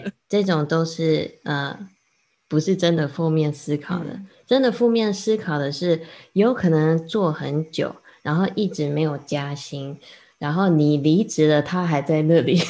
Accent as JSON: {"language": "Chinese", "country": "Taiwan", "tie": "born or raised there", "also_born_or_lived": "United States", "second_language": "Chinese", "said": "我刚刚也是在美国成长的，然后后来到 二三年级回台湾。然后那时候我，呃，不，不太会讲中文，讲得不太好"}